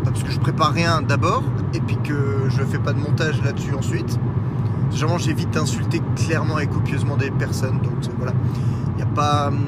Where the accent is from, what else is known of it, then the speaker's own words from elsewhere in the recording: Brussels, Belgium; accent: Brussels; j'ai l'accent de, c'est de Bruxelles, je crois, qui, euh, qui revient au galop.